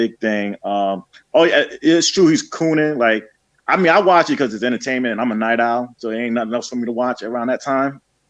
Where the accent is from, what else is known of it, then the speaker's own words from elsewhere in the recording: New York, United States; because I'm originally from New York.